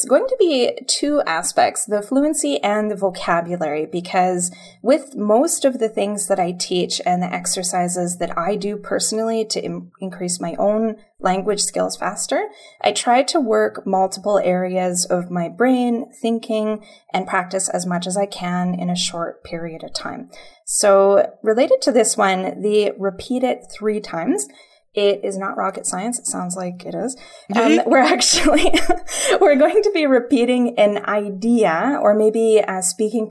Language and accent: English; British Columbia, Canada; We are actually from British Columbia, Canada, which is on the West Coast